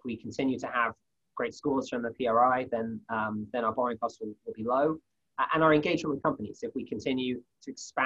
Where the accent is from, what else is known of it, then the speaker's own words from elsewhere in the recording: United Kingdom; moved away as an adult; now in United States; As a Brit who's been in the US for a few years now